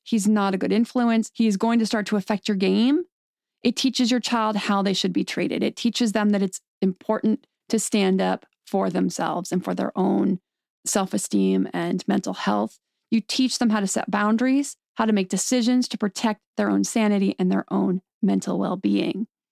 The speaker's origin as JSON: {"language": "English", "town": "State College", "region": "Pennsylvania", "country": "United States", "tie": "born or raised there", "also_born_or_lived": "Santa Clarita, California", "moved": "yes", "said": "I grew up in State College, Pennsylvania"}